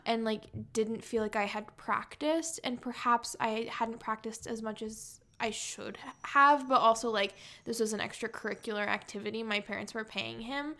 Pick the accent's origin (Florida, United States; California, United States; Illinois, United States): California, United States; San Diego; now in Chicago, United States; I'm from San Diego